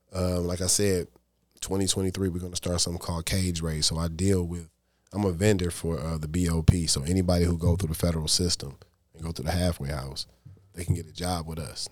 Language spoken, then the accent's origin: English; Detroit, Michigan, United States; I'm from the East Side